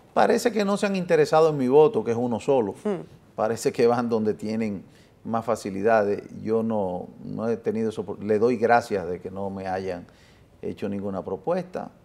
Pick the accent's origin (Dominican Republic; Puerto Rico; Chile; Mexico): Dominican Republic; born or raised there; also born or lived in Italy